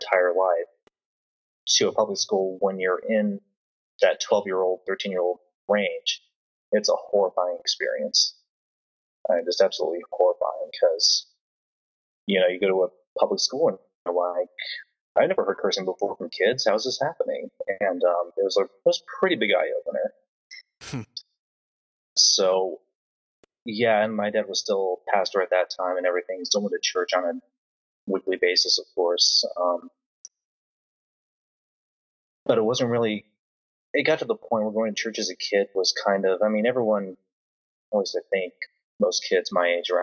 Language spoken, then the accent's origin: English; Marion, Indiana, United States; also born or lived in Wabash, Indiana / Fairmount, Indiana; now in Indianapolis, United States; I grew up in, well, first off, Wabash, and then Marion, then Fairmount, so mostly the Marion area